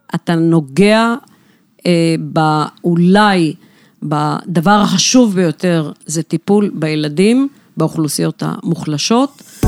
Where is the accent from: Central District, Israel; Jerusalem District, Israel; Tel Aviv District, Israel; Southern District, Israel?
Southern District, Israel; Beersheba; גדלתי, גדלתי בבאר שבע, בשכונה ד'